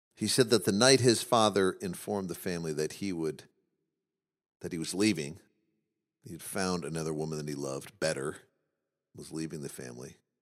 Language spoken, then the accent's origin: English; Midwest, United States; we grew up in the Midwest